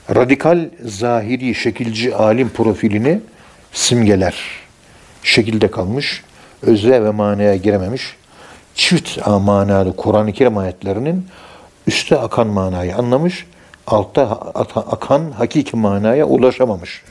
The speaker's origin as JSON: {"language": "Turkish", "region": "Ankara", "country": "Turkey", "said": "Biz Ankara'nın yerlisiyiz"}